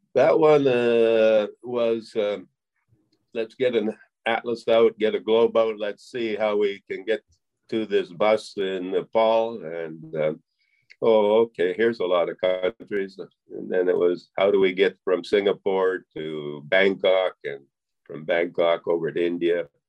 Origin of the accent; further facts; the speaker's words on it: Western Alberta, Canada; I'm a Canadian, born in Canada, raised in Canada, Western Alberta